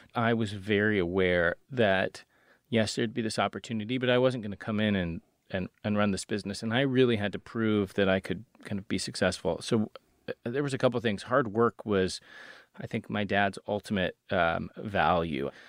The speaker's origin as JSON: {"language": "English", "town": "Seattle", "region": "Washington", "country": "United States", "tie": "born or raised there", "said": "I grew up in Seattle"}